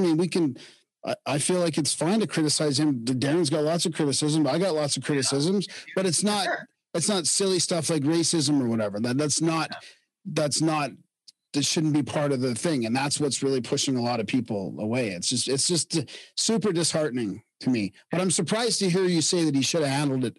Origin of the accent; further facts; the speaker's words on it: Canada; as a Canadian